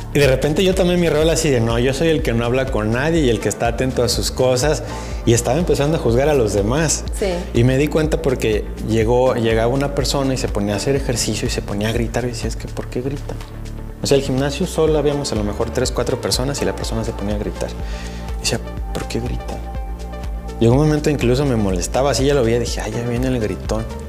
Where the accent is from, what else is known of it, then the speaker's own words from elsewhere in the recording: Mexico; como mexicanos y como la herencia católica que tenemos